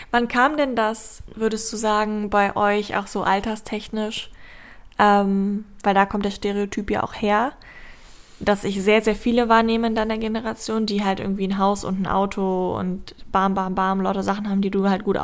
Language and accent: German; Hamburg, Germany; ich bin in Ottensen aufgewachsen, in Alt Altono.